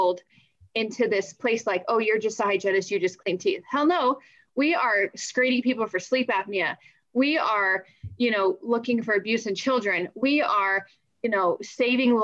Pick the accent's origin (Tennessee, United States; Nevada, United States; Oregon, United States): Nevada, United States; Northern; also born or lived in Colorado; my family and I moved to Northern Nevada when I was, like 5 years old